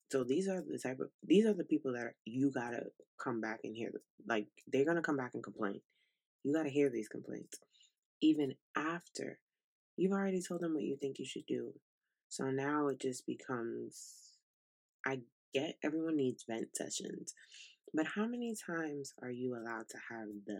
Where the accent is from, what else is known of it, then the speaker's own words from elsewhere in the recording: New York City, New York, United States; moved away as an adult; also born or lived in Italy; now in South Carolina, United States; we're from Brooklyn, New York. So we are city kids through and through